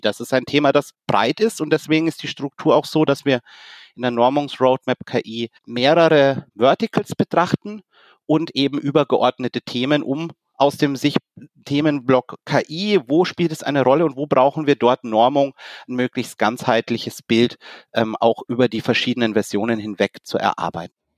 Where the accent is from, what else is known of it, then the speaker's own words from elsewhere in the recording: Germany; als Deutsche